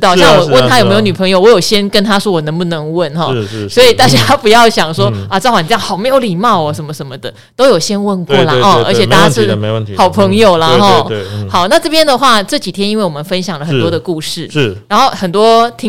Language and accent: Chinese; Pingtung County, Taiwan; 虽然我是屏东人，应该是喜欢吃蒸的